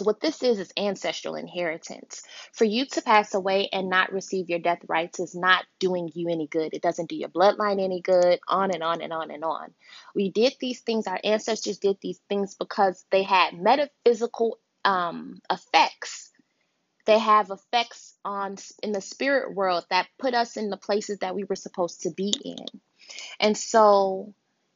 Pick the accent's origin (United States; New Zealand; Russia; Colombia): United States; a first generation born in America, Nigerian, Yoruba